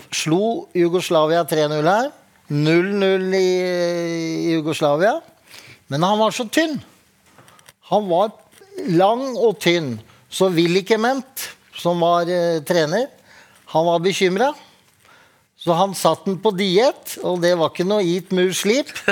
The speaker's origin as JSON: {"language": "Norwegian", "town": "Drammen", "region": "Buskerud", "country": "Norway", "said": "Jeg er fra Åsia Drammen"}